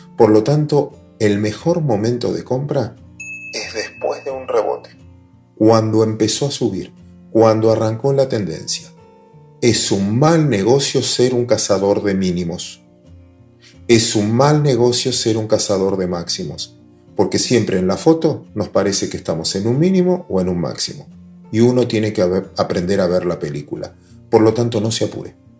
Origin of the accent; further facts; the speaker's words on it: Argentina; Es en Argentina? ¿Es en mi país